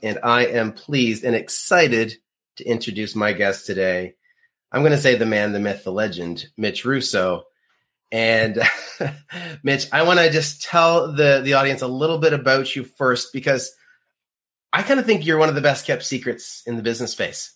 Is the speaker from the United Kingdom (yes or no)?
no; Canada; being Canadian